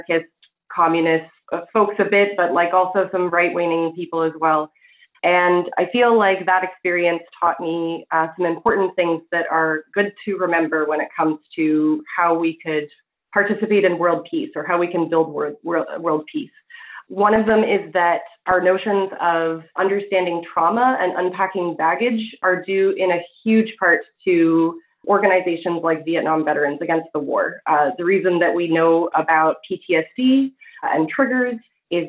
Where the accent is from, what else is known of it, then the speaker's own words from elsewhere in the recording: Illinois and Kansas, Midwest, United States; moved away as an adult; now in Vancouver, Canada; I spent most of my youth as growing up in Illinois and in Kansas. Fast forward a few years, I moved from the U.S. to Vancouver